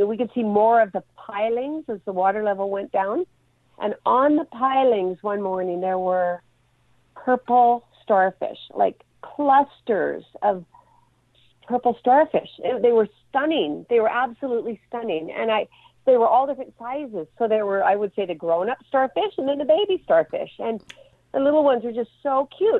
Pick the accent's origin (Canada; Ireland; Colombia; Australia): Canada; Alberta; now in Vancouver area, Canada; I grew up in Alberta, where minus 40 was typical for winter